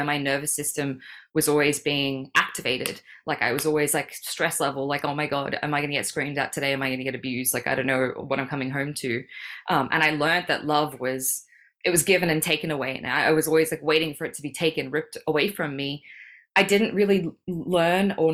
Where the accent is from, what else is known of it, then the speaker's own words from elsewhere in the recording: Sydney, New South Wales, Australia; moved away as an adult; also born or lived in Melbourne, Australia; now in Bali, Indonesia; I was born in Sydney. My parents are in Sydney